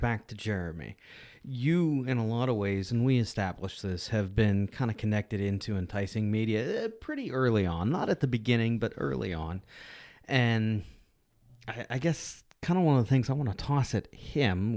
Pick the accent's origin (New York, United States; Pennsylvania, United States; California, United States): Pennsylvania, United States; Pittsburgh; moved away; I grew up in Pittsburgh